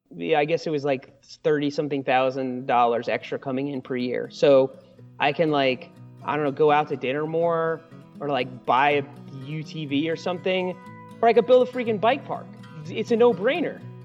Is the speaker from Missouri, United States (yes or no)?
no; New York, United States; moved away as an adult; now in Asheville, North Carolina, United States; I grew up in New York. That's where I spent most of my life till I was in my mid-twenties.